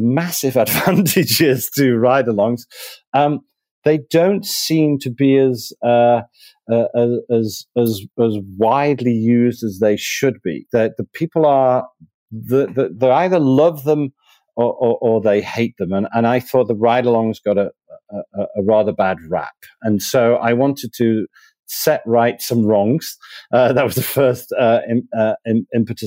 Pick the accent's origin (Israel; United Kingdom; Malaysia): United Kingdom; Manchester, North West England; moved away as an adult; also born or lived in Spain; now in Miami, United States; Originally from Manchester, so lived most of my life there. I lived as a very young child in Spain